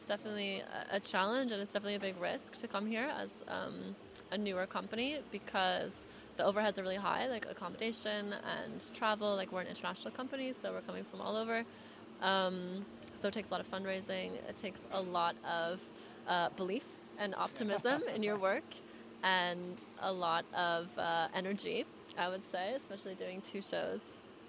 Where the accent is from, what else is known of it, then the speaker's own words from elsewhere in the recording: United States; now in Paris, France / London, United Kingdom; I'm American, based a little bit between Paris and London.